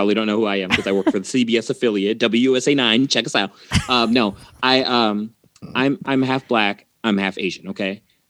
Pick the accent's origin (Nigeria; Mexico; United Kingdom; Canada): Mexico; also born or lived in Texas; I'm originally from Mexico through Texas.